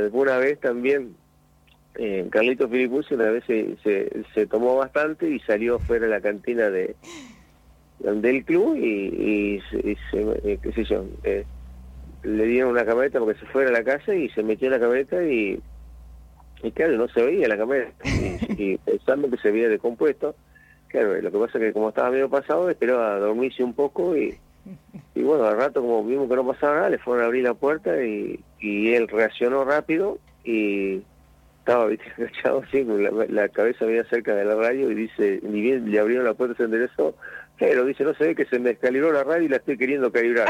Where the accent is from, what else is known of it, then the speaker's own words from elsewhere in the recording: La Colina, Buenos Aires Province, Argentina; allá en mi pueblo Colina